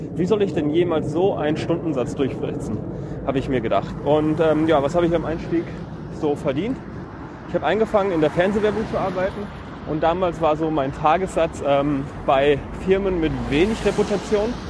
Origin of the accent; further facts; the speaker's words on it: a village near Cologne, North Rhine-Westphalia, Germany; ich bin auch im Dorf groß geworden